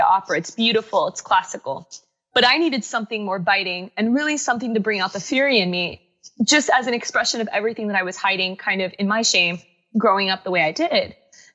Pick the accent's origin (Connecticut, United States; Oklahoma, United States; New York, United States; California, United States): Connecticut, United States; I was born in Connecticut